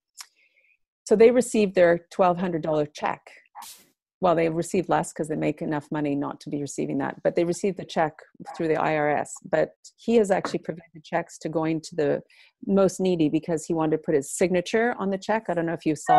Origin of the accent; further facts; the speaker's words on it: Montreal, Quebec, Canada; also born or lived in Maine; I'm actually from Montreal